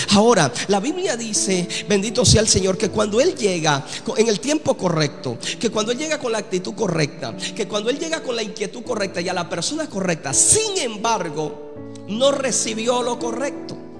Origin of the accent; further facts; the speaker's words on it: Colombia; Y yo soy colombiano también